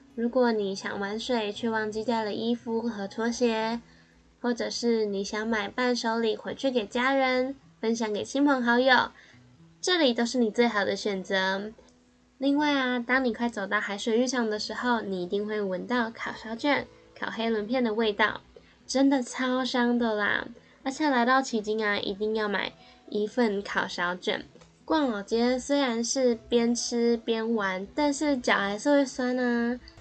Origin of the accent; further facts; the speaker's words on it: Kaohsiung, Taiwan; 身为高雄人的我